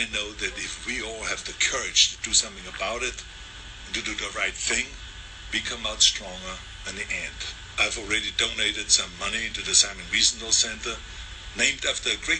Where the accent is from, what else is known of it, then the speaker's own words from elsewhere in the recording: Austria; now in United States; I was born in Austria in 1947, shortly after the Second World War. And growing up, I was surrounded by broken men.